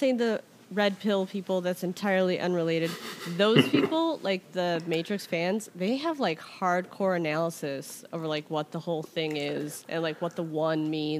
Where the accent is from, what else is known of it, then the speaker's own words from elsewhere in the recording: Chicago, Illinois, United States; We're from Chicago. We know our Polish.